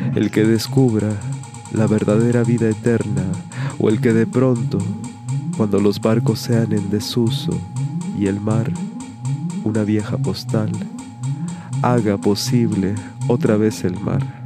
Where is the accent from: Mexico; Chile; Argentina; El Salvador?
Mexico; now in Montevideo, Uruguay; mexicano mate en mano radicado en el puerto de Montevideo, capital de la República Oriental del Uruguay